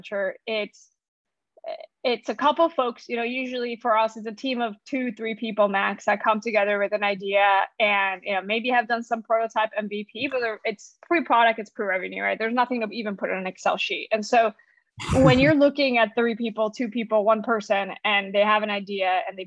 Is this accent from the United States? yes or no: yes; Orlando, Florida, United States; also born or lived in Colombia / Berkeley, California; now in San Francisco, United States; I came to the U.S. when I was 7 years old, moved to Orlando, Florida, is where I really grew up all the way to high school